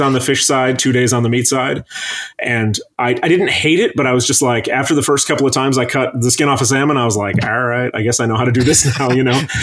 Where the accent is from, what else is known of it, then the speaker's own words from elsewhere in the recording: Traverse City, Michigan, United States; moved away as an adult; now in Chicago, United States; somebody who was raised up there